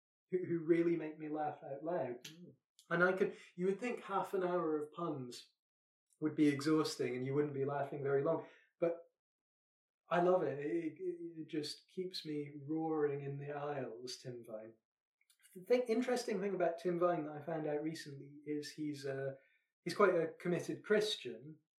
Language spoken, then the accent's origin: English; Scotland, United Kingdom; I'm Scottish.